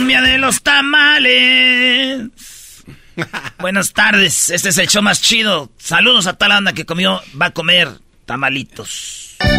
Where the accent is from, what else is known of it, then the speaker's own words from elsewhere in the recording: Mexico; nosotros los mexicanos